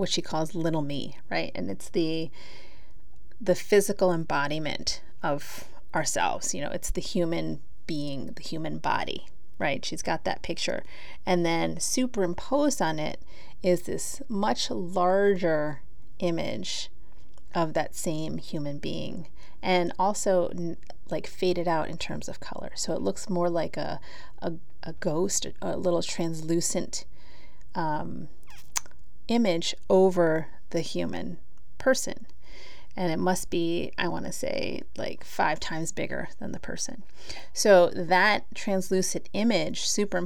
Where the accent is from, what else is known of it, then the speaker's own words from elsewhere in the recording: Philippines; I'm Filipina